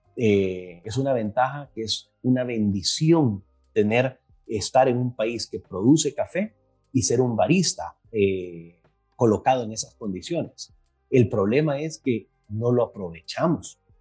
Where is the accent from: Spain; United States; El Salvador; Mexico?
El Salvador; soy de El Salvador